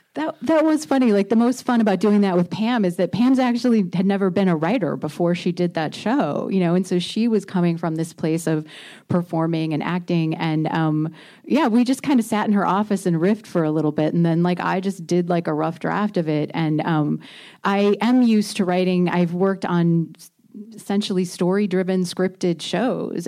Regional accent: Indiana, United States; moved away; I grew up in Indiana

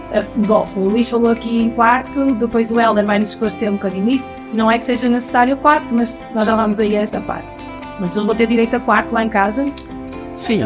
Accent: Porto, Norte, Portugal; eu sou do Porto

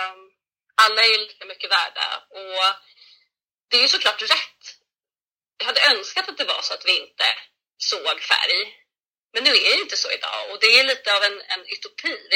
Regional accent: Sweden; jag är från Sverige. Jag är född här i Sverige. Jag är ifrån Sverige.

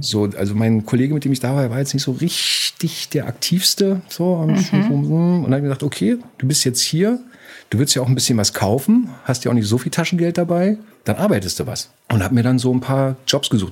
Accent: Berlin, Germany; Ich komme aus der DDR, aus Berlin groß geworden

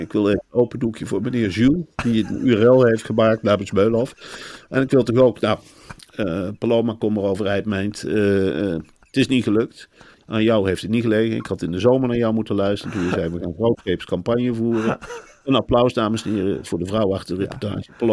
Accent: Arnhem, Gelderland, Netherlands; ik kom uit Arnhem

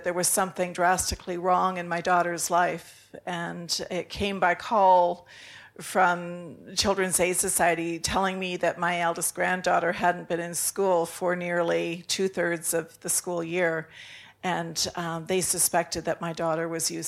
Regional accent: Canada; I'm from Canada

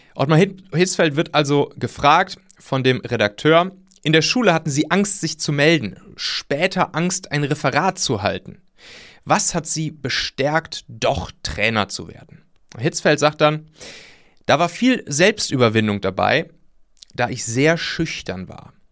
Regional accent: near Leverkusen, North Rhine-Westphalia, Germany; ich bin da ja in der Nähe aufgewachsen

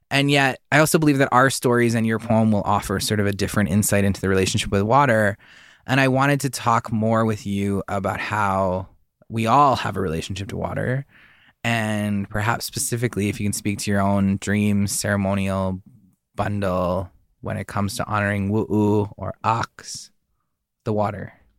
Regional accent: southern British Columbia, Canada; I grew up in southern B C

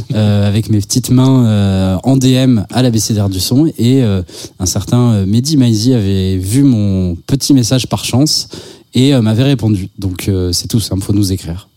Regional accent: Basque Country, Nouvelle-Aquitaine, France; Je viens du Pays Basque, j'étais au conservatoire de Bayonne

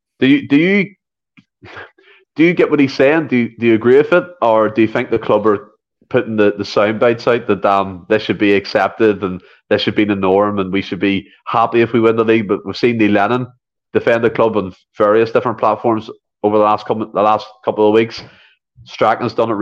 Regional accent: Ireland; I'm from Ireland

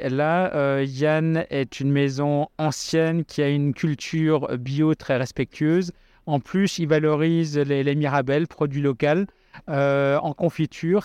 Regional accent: Alsace, Grand Est, France; je suis un Alsacien

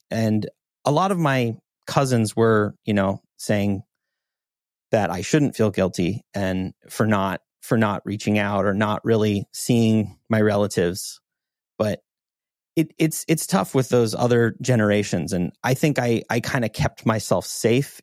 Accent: Montana, United States; growing up in Montana

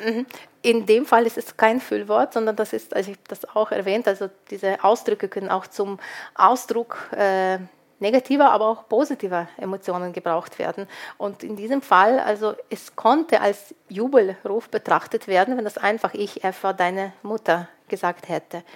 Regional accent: Lviv, Lviv Oblast, Ukraine; moved away; ich stamme aus Lviv, Lemberg, eine multikulturelle Stadt

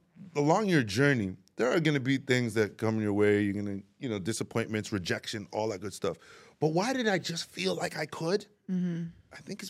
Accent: Toronto, Ontario, Canada; also born or lived in Baltimore; I'm from Jane and Weston Road. So I grew up in Toronto community housing.

